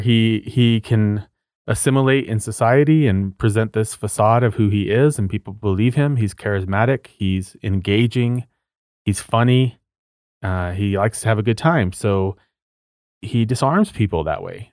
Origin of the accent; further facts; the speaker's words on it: Socorro, New Mexico, United States; my hometown is called Socorro, which is about seventy miles north of Truth or Consequences